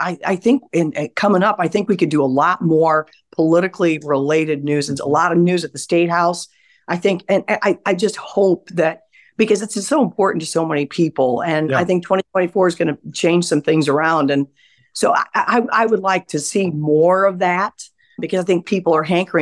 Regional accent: Edwardsburg, Michigan, United States; moved away as an adult; also born or lived in Colorado; now in Indianapolis, United States; I grew up on a little lake called Eagle Lake in Edwardsburg, Michigan

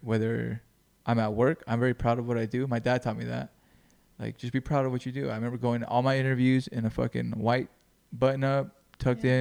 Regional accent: Greenfield, California, United States; moved away; I moved from Greenfield

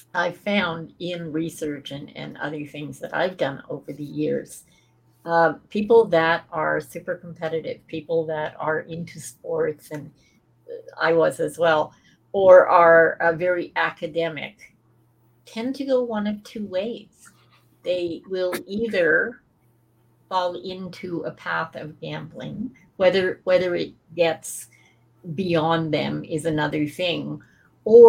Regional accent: Scotland, United Kingdom; I'm a Brit, and in Scotland, bookies were as plentiful as chip shops and bars. And even my dad would run to the bookie for his grandmother

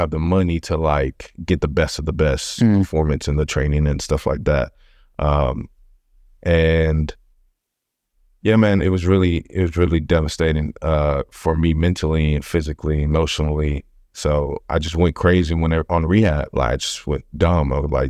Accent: Houston, Texas, United States; I grew up on the north side of Houston. You know, family never came from like big means. You're always like a lower working class family. You know, basically grew up on North Main.

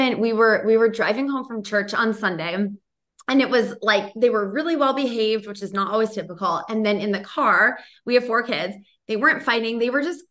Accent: Boston, Massachusetts, United States; I'm from Boston and he thinks I'm always screaming when I speak

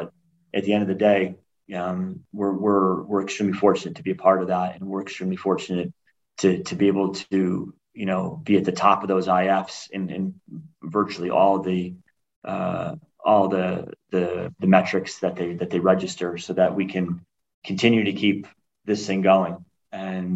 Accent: Buffalo, New York, United States; moved away as an adult; growing up in Buffalo, New York.

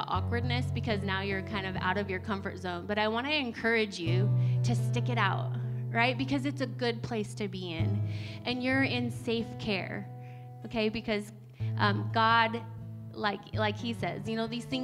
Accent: United States; moved away; where I grew up in Oregon, Idaho, we had sand burrs

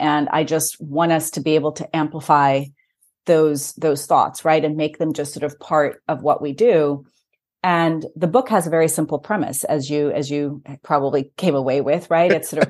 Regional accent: Lagos, Nigeria; also born or lived in Bombay, India / Kent, England / Greece / United States; I was born in Bombay, India. I grew up in Lagos, Nigeria. I went to school in England, in Kent, actually, in near Tunbridge Wells.

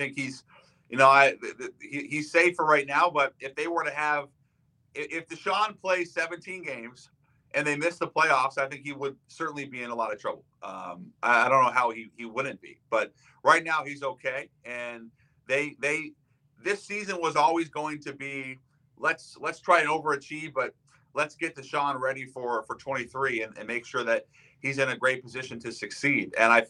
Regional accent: Seattle, Washington, United States; I grew up in Seattle

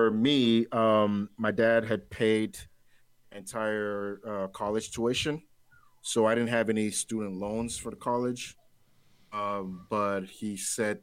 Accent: Nigeria; I'm Nigerian, right? I'm Nigerian

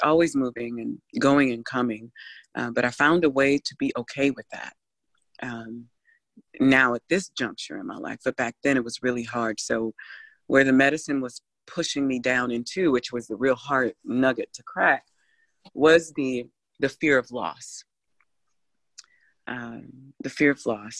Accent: Ohio, United States; I grew up in Ohio was a very diverse city as well

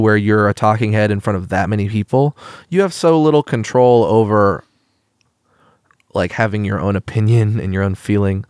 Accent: Eugene, Oregon, United States; growing up in Eugene, a very countercultural place

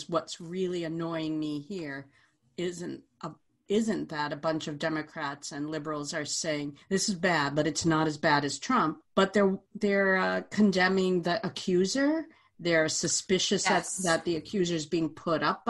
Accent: Vermont, United States; I come from Vermont

